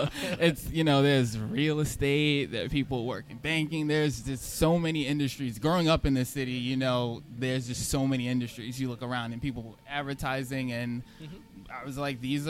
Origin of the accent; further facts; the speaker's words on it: New York City, New York, United States; also born or lived in Kew Gardens Hills, Queens; I come from Richmond Hill and Flushing. That's where I was born and raised. I'm over in Kew Garden Hills now